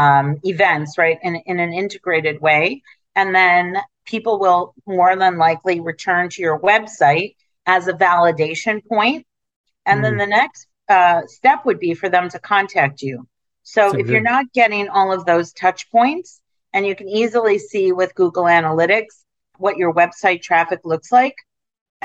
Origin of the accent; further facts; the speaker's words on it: Detroit, Michigan, United States; now in New York City, United States; I grew up in Detroit.